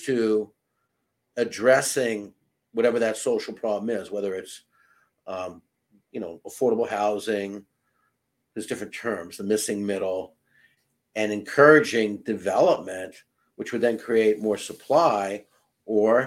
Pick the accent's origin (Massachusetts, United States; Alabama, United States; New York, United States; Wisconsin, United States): Massachusetts, United States; Chelsea; I grew up in a northern suburb of Boston called Chelsea, Mass